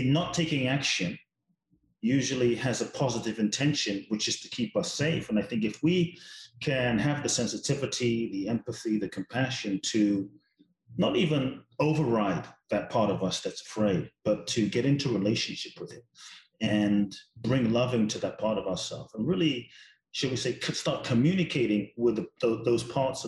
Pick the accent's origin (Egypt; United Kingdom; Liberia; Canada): United Kingdom; London; I grew up in London. My father's from Ghana, my mother's Japanese